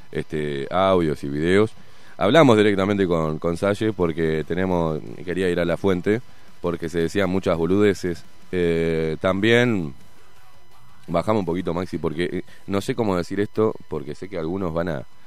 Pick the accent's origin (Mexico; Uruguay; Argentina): Uruguay; Acá, acá, acá, en Uruguay